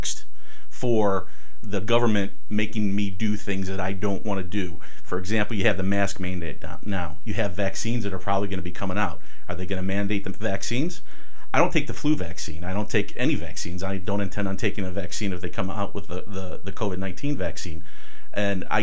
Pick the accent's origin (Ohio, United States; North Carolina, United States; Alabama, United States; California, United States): Ohio, United States; Euclid; I was born and raised in Ohio. I went to parochial school in Euclid at St. Felicitas, then went to St. Joe's for high school